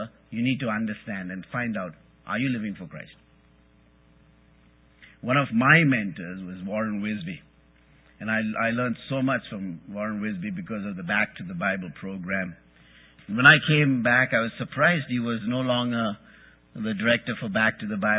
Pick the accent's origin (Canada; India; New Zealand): India; English is a second language; I'm Indian. I'm not American. I'm not an American citizen.